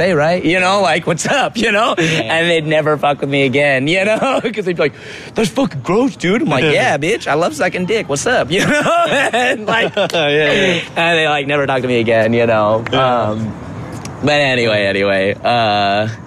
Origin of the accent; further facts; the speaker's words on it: Seattle area, Washington, United States; also born or lived in Shoreline; I grew up in a suburb just, like, an hour or about 30, 40 minutes north of Seattle. So I had a very strong, like, queer community in the city because I was, like, born and raised in Seattle proper. But then I was, like, 10. I moved up.